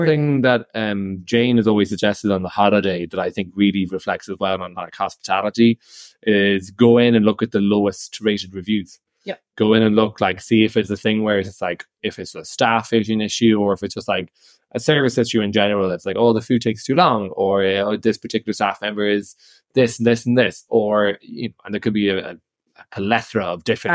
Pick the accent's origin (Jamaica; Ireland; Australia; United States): Ireland; Irish Midlands; accent: bogger, Midlands Irish; now in Italy; he's from the Midlands